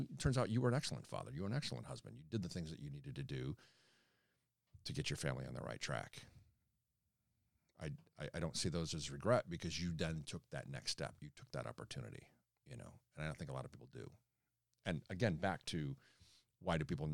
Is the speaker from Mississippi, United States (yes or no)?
no; Chicago, Illinois, United States; growing up in Chicago, being a Bulls fan